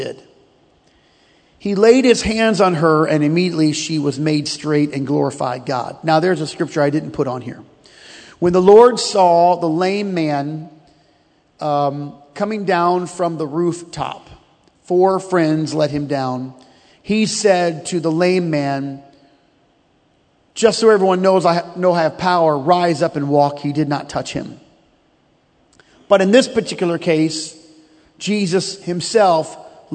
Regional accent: United States; we are American

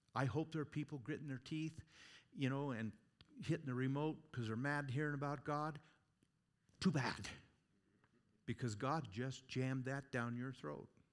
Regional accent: Oregon, United States; moved away as an adult; now in Gillette, Wyoming, United States; Growing up in Oregon, I'm telling you what, spend half my life there

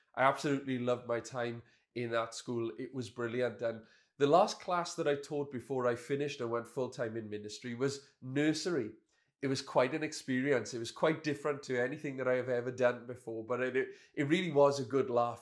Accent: Welsh, Wales, United Kingdom; us Welsh people

